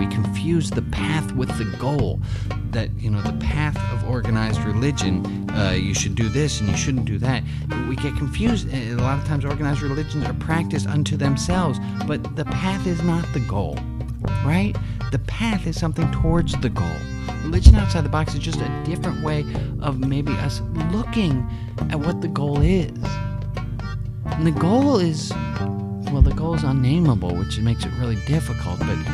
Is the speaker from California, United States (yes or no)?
yes; California, United States; I'm a Californian